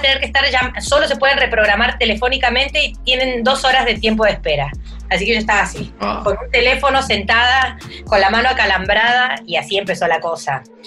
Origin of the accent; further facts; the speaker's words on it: Córdoba, Argentina; also born or lived in Mendoza, Argentina; Yo nací en Mendoza, pero después he vivido toda mi vida en Córdoba. Viví parte, de eh, mi primera infancia en Mendoza y después en Córdoba